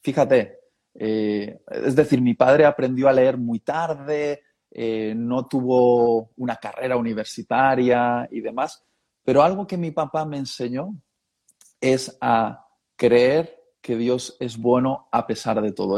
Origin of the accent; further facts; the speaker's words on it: Basque Country, Spain; also born or lived in Madrid; se conocieron en Euskadi, o lo que se conoce también como el País Vasco, lo de la región de los vascos, y ahí nací yo